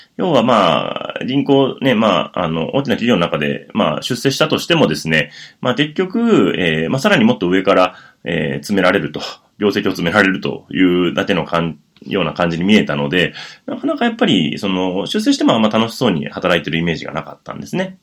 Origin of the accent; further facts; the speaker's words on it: Wakayama, Japan; moved away as an adult; now in Tokyo, Japan; 千九百七十五年に和歌山県で生まれまして